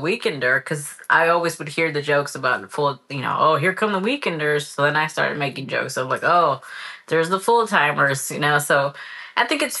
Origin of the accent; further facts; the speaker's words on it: California, United States; moved away as an adult; I'm from California